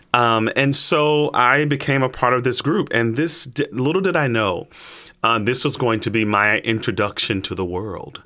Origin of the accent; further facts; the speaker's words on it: Chicago, Illinois, United States; moved away; grew up, born and raised in Chicago